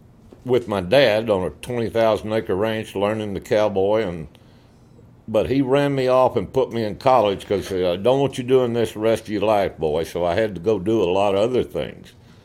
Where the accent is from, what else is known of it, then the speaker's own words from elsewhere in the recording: Stephenville, Texas, United States; also born or lived in Morgan Mill, Texas; I was born in Stephenville, Texas, but at the time, my folks lived in a little burg outside of Stephenville called Morgan Mill.